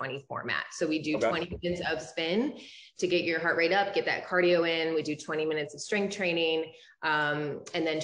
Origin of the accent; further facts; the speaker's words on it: Toledo, Ohio, United States; moved away as an adult; now in Ann Arbor, United States; I'm originally from Toledo, Ohio.